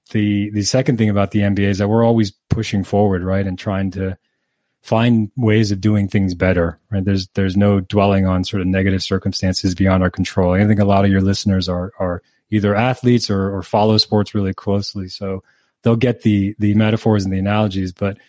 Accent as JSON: {"language": "English", "region": "Canary Islands", "country": "Spain", "tie": "born or raised there", "said": "I grew up in the Canary Islands in Spain."}